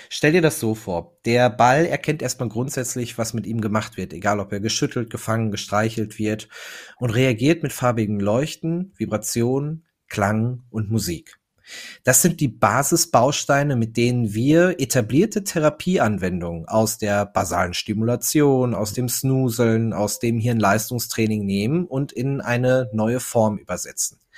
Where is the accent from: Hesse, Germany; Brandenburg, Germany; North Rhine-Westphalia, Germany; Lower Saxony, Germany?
North Rhine-Westphalia, Germany; ich bin ein Kind des Ruhrgebiets. Äh, wir sitzen in Duisburg ähm, und ich bin 33 Jahre alt, verheiratet, zwei Kinder